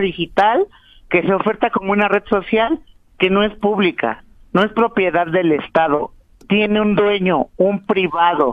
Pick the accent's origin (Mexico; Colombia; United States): Mexico; la mayoría de los mexicanos somos de color bronce